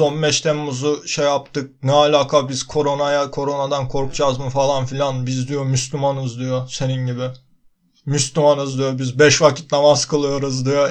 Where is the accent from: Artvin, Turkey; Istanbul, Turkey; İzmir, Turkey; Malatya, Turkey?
Artvin, Turkey; Artvinliyim ben.